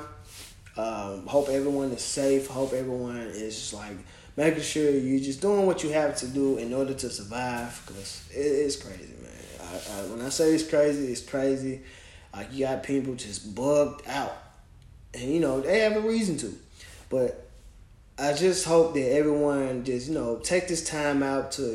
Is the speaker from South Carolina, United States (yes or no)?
no; Memphis, Tennessee, United States; now in Knoxville, United States; my hometown of Memphis